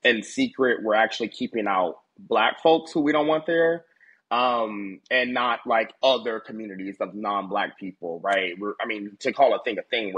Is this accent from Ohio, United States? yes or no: yes; Ohio, United States; moved away; also born or lived in Washington, D.C.; I'm from Ohio, born and raised